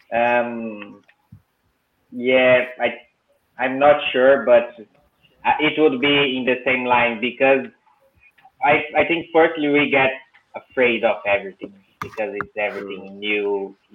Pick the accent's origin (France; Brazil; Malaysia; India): Brazil; English is a second language; moved away as an adult; when we come from Brazil